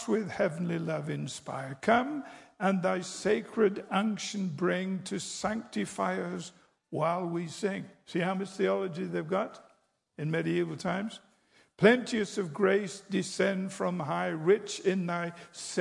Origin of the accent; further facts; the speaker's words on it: England, United Kingdom; I'm English